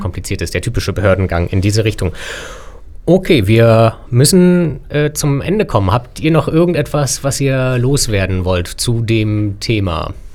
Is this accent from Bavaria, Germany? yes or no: no; Berlin, Germany; wir sind drei gebürtige Berliner